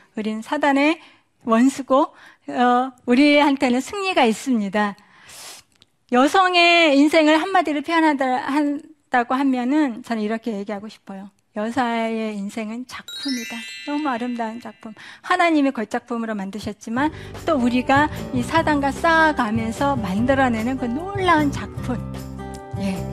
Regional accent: South Korea; moved away as an adult; now in United States; 저는 한국 사람이었다가 미국 사람이 됐고

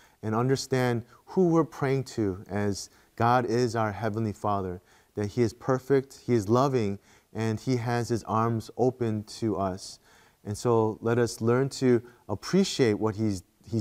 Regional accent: Midwest, United States; moved away as an adult; also born or lived in Korea; growing up in the Midwest and the States

